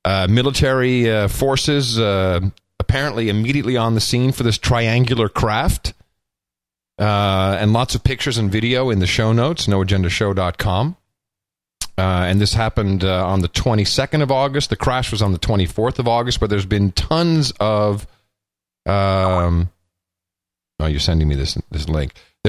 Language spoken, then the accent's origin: English; United States; So the guy is the way I grew up in America. You didn't wait for the government to help you out.